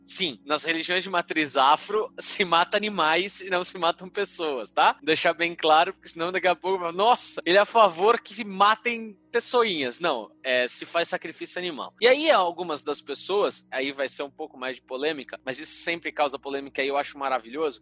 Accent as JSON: {"language": "Portuguese", "region": "São Paulo", "country": "Brazil", "tie": "born or raised there", "said": "na Moca bairro do coração, bairro onde eu nasci"}